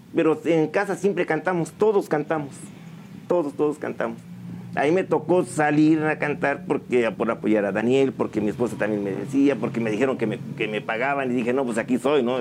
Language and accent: Spanish; San Juan del Río, Querétaro, Mexico; moved away; Originario de aquí, de San Juan del Río, desde mis tatarabuelos. Soy sanjuanense, orgullosamente sanjuanense para todos ustedes, eh, desde siempre. Aunque mm, no siempre estuve aquí